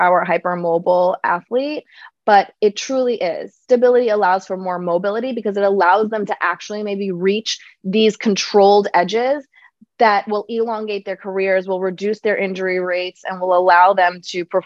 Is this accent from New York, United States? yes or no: yes; New York City, New York, United States; I grew up in Queens, New York